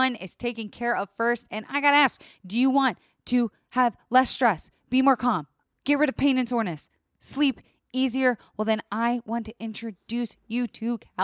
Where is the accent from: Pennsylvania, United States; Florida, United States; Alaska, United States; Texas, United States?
Florida, United States; I was raised in Florida